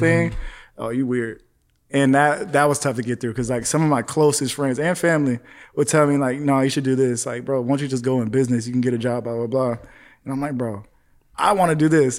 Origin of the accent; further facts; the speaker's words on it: Palmdale, California, United States; now in North Hollywood, United States; growing up in Palmdale, bro, it was just, like, not much out there.